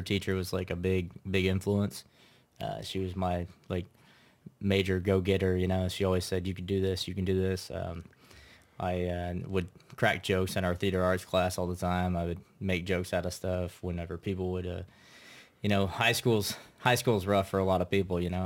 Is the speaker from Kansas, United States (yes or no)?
yes; Troy, Kansas, United States; I'm originally from Troy, Kansas.